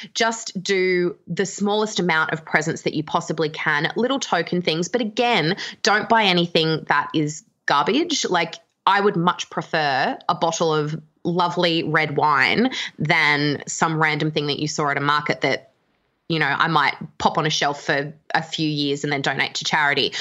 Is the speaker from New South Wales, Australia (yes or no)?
no; Canberra, Australian Capital Territory, Australia; now in Melbourne, Australia; I'm from Canberra and I live in Melbourne